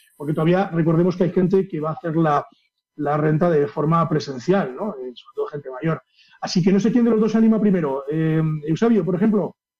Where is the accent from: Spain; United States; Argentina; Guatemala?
Spain; Castile and León; also born or lived in Pedro Bernardo; aquí, de mi tierra